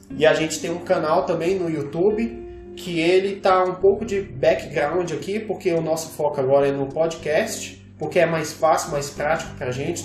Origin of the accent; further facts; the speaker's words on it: Brasília, Federal District, Brazil; nós somos de Brasília